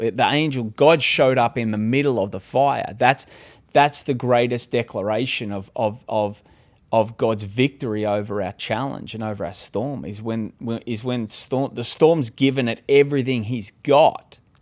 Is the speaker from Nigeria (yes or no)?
no; Australia; moved away as an adult; now in California, United States; I'm originally from Australia